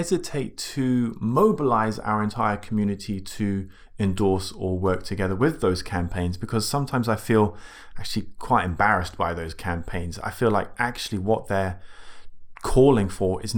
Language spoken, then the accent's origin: English; United Kingdom; we're British